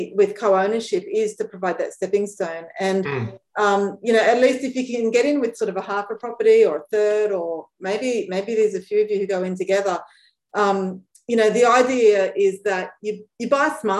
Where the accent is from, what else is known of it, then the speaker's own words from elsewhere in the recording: Brisbane, Queensland, Australia; moved away; also born or lived in Sydney; I grew up in Brisbane